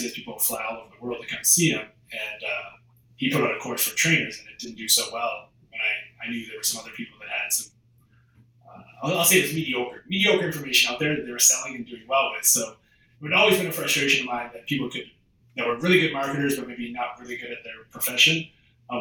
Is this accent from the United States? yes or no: no; Canada; moved away as an adult; also born or lived in Australia; I'm from Canada